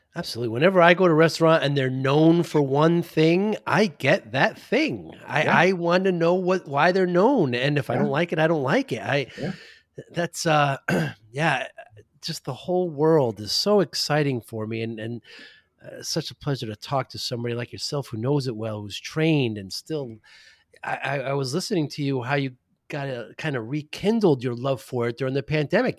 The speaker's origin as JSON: {"language": "English", "town": "New Haven", "region": "Connecticut", "country": "United States", "said": "I'm from New Haven"}